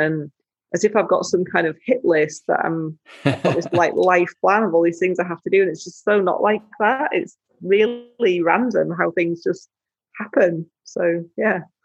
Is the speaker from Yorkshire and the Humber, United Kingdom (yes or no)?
yes; Yorkshire and the Humber, United Kingdom; I grew up in West Yorkshire